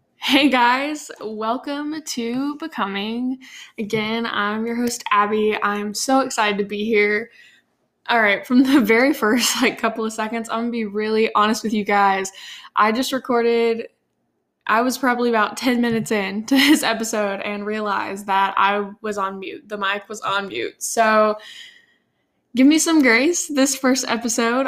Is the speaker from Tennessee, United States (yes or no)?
yes; Nashville, Tennessee, United States; grow up here in Nashville